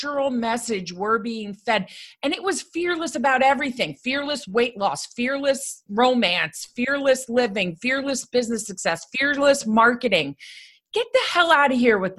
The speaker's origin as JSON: {"language": "English", "country": "United States", "tie": "born or raised there", "said": "I grew up right outside New York City."}